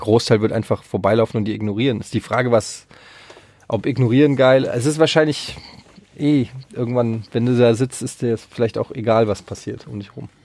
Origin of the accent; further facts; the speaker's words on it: Frankfurt, Hesse, Germany; ich habe früher als Kind auf dem Öderwegstraßenfest, äh, wer es noch kennt, in Frankfurt, habe ich immer so äh, Kinderflohmarktmäßig